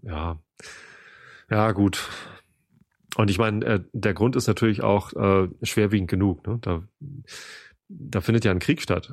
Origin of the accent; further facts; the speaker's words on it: Germany; wir Deutschen